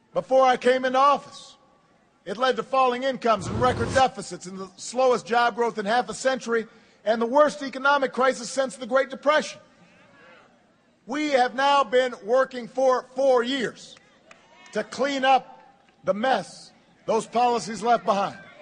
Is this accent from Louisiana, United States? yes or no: no; Chicago, Illinois, United States; my hometown of Chicago